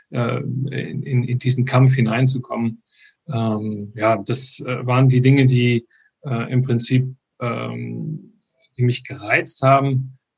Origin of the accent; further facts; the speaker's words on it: Frankfurt, Hesse, Germany; born there; moved away as an adult; Genau, ursprünglich bin ich aber in Frankfurt geboren, ähm, bin mit äh, 25 hier runtergekommen in den Süden.